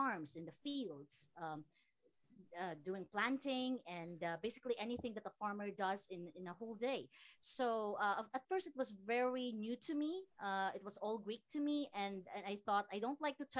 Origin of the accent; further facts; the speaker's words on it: Philippines; also born or lived in Samar / Iloilo; I am from Iloilo province and Samar province